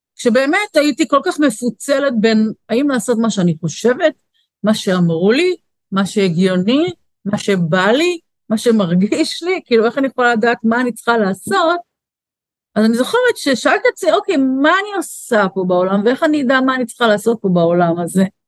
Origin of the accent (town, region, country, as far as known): Israel